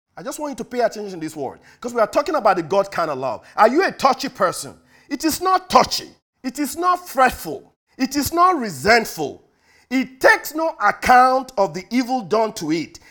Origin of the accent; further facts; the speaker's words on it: United States; we as American